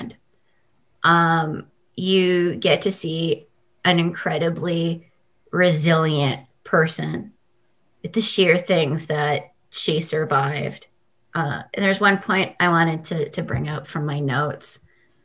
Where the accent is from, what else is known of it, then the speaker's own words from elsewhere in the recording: Saskatoon, Saskatchewan, Canada; I'm from Saskatoon